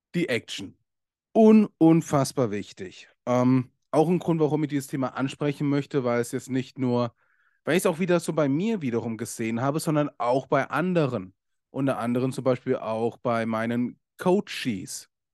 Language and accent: German; Germany; bei uns in Deutschland